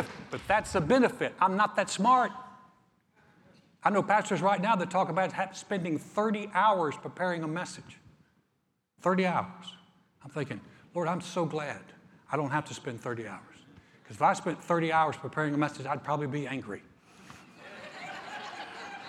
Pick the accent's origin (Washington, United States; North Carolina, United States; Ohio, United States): North Carolina, United States; moved away as an adult; also born or lived in Houston, Texas; I'm just from North Carolina. I just moved to town